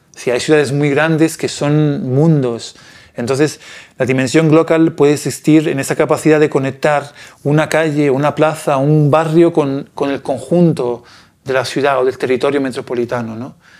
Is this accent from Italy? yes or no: yes; Italy; Spanish is a second language; moved away; yo soy de un, de un pequeño pueblo en Italia